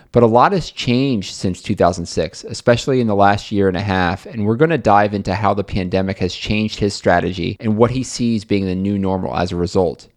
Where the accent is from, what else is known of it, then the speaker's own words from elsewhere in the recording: Buffalo, New York, United States; moved away; I am originally from Buffalo, New York